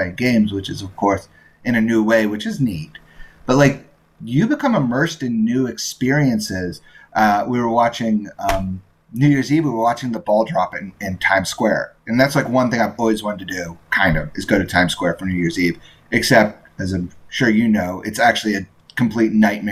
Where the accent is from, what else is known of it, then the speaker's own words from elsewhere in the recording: Indiana, United States; I grew up in Indiana